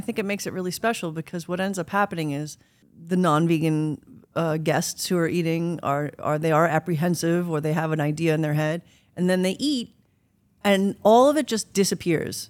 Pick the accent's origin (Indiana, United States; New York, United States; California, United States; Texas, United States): New York, United States; also born or lived in Italy; now in West Hollywood, United States; growing up in New York